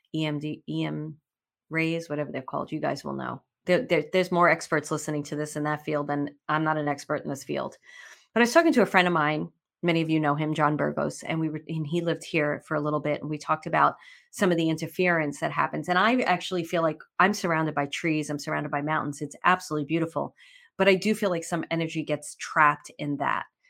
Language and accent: English; New York, United States; We're both from New York